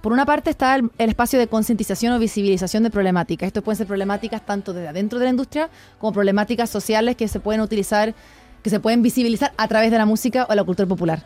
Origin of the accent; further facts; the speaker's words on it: Chile; moved away as an adult; now in Mexico; soy de Chile